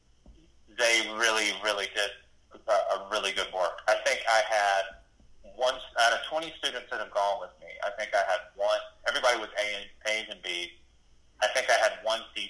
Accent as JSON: {"language": "English", "region": "Eastern North Carolina", "country": "United States", "tie": "born or raised there", "said": "I was just raised, you know, I'm from Eastern North Carolina, so I was raised to behave a certain"}